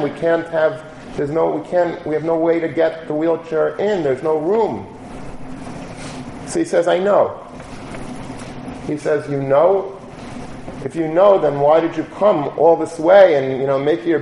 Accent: Long Beach, New York, United States; I grew up in Long Beach.

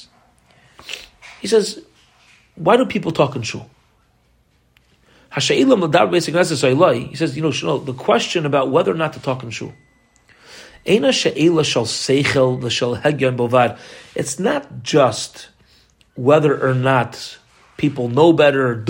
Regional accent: United States; as an American kid

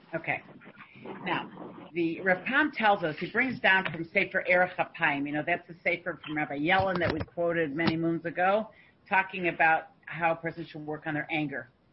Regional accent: Canada; I'm a Canadian

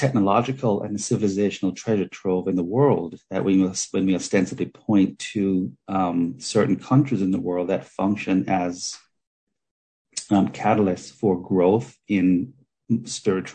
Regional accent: Jamaica; I grew up in Jamaica, and my grandmother's father was a Sephardic Jew

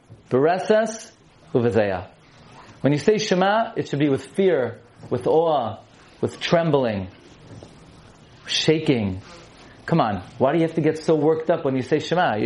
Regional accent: New York City, New York, United States; I grew up in Brooklyn

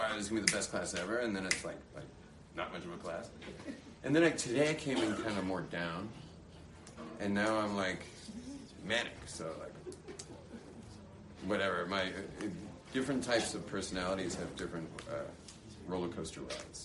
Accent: Los Angeles, California, United States; now in Israel; The same exact security that I enjoyed growing up in California, which to me, having grown up

